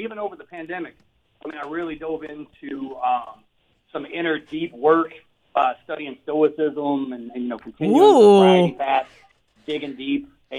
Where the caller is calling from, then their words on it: Las Vegas, Nevada, United States; Yeah, I am at home here in Las Vegas, Nevada.